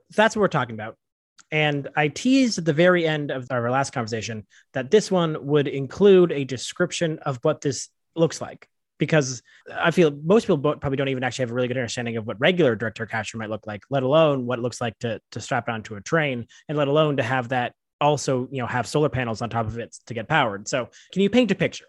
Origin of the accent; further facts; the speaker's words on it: Canada; we as Canadians